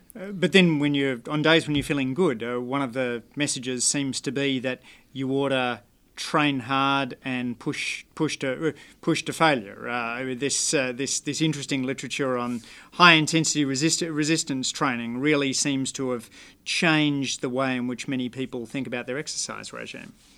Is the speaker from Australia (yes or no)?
yes; Canberra, Australian Capital Territory, Australia; my hometown there. I, I always think that, uh, the pleasures of, uh, running in the Canberra bush